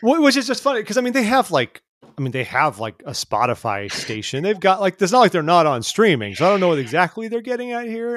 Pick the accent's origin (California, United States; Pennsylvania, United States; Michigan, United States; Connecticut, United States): California, United States; as a Californian